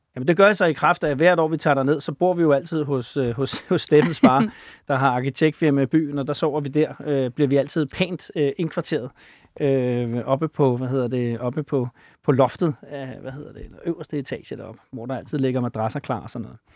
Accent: Copenhagen, Capital Region of Denmark, Denmark; fra Valby

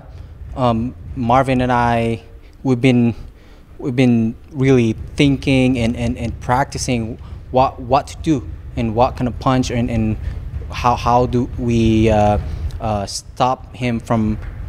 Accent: Philippines; now in Los Angeles, United States; he's Filipino, we're the same, you know, country, and we even speak the same dialect

